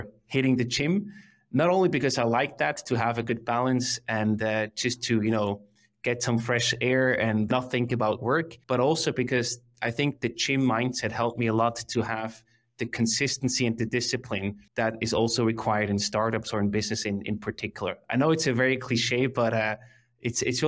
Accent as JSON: {"language": "English", "area": "Emmental Valley", "region": "Bern", "country": "Switzerland", "tie": "born or raised there", "said": "I grew up in the Emmental Valley in the heart of Switzerland, very rural country."}